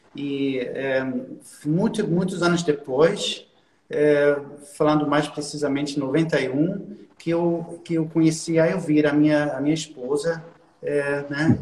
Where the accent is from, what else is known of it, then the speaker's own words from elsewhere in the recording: Düsseldorf, North Rhine-Westphalia, Germany; Portuguese is a second language; now in Cologne, Germany; Nasci na cidade de Düsseldorf, que, é, que, não, é, que não é muito longe daqui, de Colônia, é, na parte oeste da Alemanha, né? E eu, eu ah. sempre morei, eu sempre morei na Alemanha